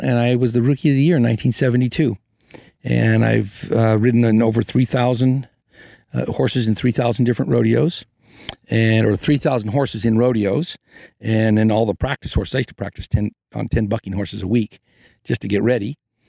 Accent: East Bay area, east of San Francisco, California, United States; I was raised in the East Bay area, and believe it or not, there were horses everywhere. People had them in their backyard.

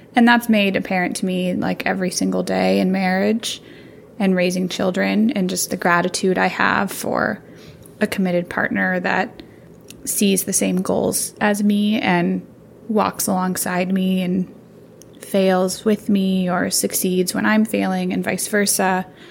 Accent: Alaska, United States; moved away as an adult; also born or lived in Indiana / San Diego / Seattle; now in Boise, United States; I'm originally from Alaska

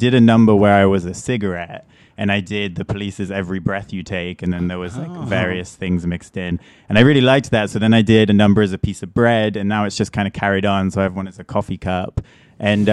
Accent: England, United Kingdom; moved away as an adult; now in Los Angeles, United States; I'm from England, and I've been living abroad for about 5 years

